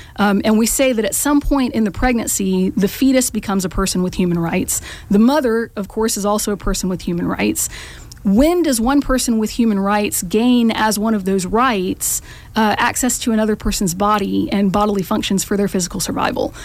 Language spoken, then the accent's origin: English; Macon, Georgia, United States; also born or lived in Kansas City / Athens, Georgia; I grew up in Macon